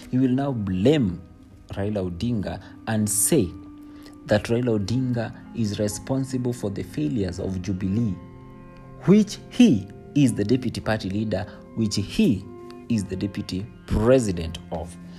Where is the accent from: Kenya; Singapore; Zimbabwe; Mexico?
Kenya